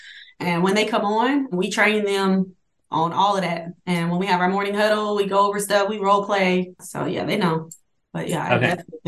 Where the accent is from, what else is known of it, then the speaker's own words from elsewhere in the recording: Honolulu, Hawaii, United States; born there; I was born in Honolulu, Hawaii.